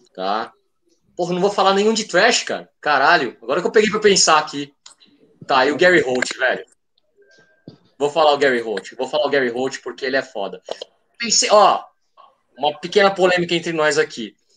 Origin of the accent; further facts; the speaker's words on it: Praia Grande, São Paulo, Brazil; eu sou do litoral de São Paulo, sou da Praia Grande.